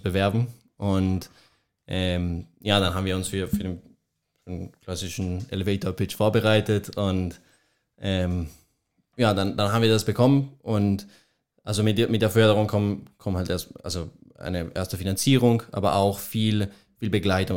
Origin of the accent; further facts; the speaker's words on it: Colombia; German is a second language; moved away as an adult; now in Munich, Germany; Ich komme, ich komme aus Kolumbien, ähm, genau bin, also mein ganzes Leben habe ich auch in Kolumbien verbracht und habe auch dort mein Abitur geschrieben